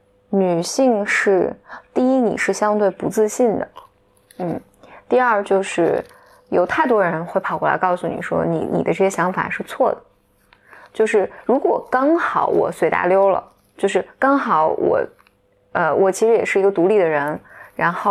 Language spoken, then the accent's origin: Chinese; China; 但是我觉得中国大多数地方还不是这样的。如果你生活在我大多数环境吧，比如我能想到我的家乡，就是女女性的这种选择权还是很少的，还是非常非常少的。